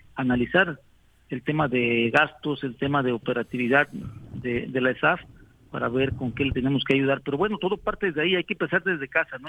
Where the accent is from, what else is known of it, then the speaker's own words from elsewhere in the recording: San Carlos, Morelos, Mexico; nuestro pueblo, de mi pueblo, de San Carlos. Ahí vivo a 100 metros de distancia